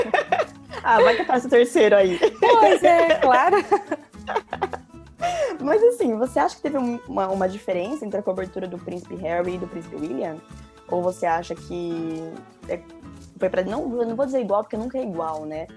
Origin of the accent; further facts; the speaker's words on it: São Paulo, Brazil; moved away as an adult; now in London, United Kingdom; sou de São Paulo